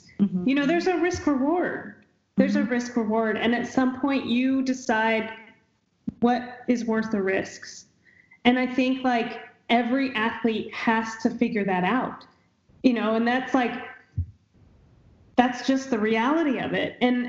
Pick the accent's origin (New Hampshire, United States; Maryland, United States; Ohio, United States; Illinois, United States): Illinois, United States; moved away; when I grew up in Illinois.